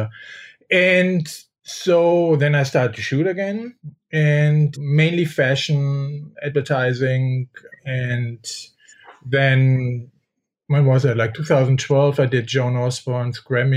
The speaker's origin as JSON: {"language": "English", "country": "Germany", "also_born_or_lived": "Paris, France / New York, United States", "moved": "as an adult", "said": "I am from Germany, and there I work for Vogue"}